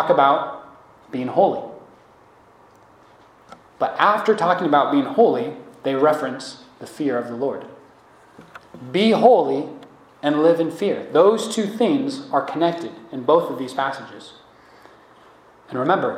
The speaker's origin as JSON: {"language": "English", "country": "United States", "said": "as American believers"}